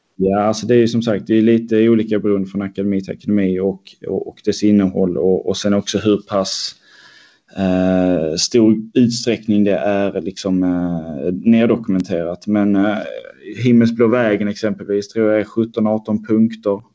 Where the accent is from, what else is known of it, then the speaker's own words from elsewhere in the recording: Helsingborg, Skåne, Sweden; moved away as an adult; now in Stockholm, Sweden; jag är uppväxt i Helsingborgsområdet, eh, strax norr om Helsingborg.